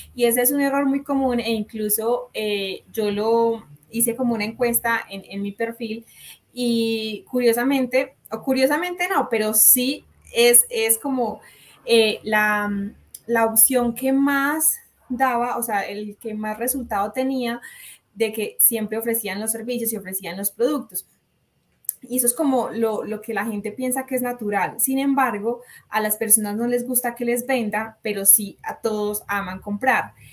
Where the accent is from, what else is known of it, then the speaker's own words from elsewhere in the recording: Colombia; yo soy de Colombia